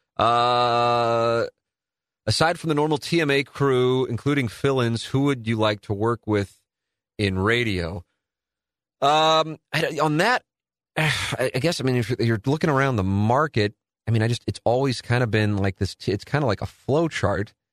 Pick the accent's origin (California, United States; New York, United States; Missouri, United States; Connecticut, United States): Missouri, United States; St. Louis; my family got to watch and listen to me in Saint Louis